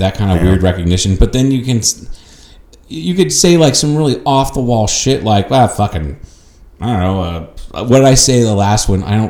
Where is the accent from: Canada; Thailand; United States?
Thailand; because I'm from Thailand.